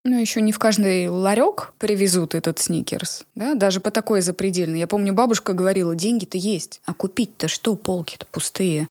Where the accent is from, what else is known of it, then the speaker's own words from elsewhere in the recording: a small town in Nizhny Novgorod Oblast, Russia; Я из небольшого города Нижегородской области.